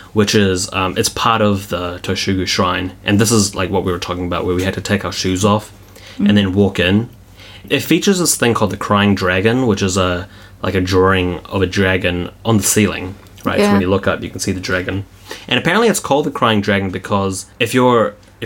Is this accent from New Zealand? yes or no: yes; New Zealand; we're from New Zealand